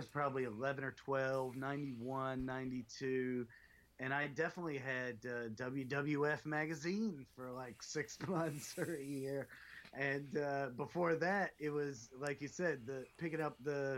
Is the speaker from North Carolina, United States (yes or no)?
yes; North Carolina, United States; I grew up in North Carolina, so it was flair country